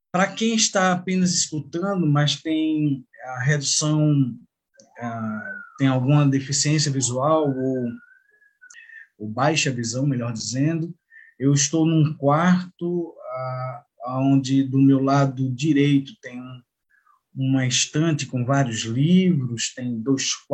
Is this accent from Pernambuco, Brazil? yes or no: yes; Pernambuco, Brazil; born there; now in Goiânia, Brazil; eu sou nordestino, pernambucano, goiano, ou seja, nasci em Pernambuco, hoje vivo em Goiânia, no estado de Goiás.